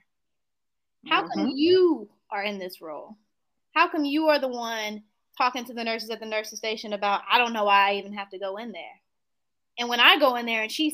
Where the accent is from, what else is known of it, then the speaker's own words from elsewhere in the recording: Greenville, North Carolina, United States; moved away as an adult; now in Piedmont Triad, North Carolina, United States; I'm from Greenville, North Carolina.